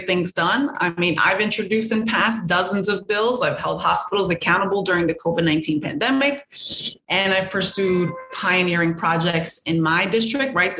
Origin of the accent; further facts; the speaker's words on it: New York City, New York, United States; I grew up on Stanton Street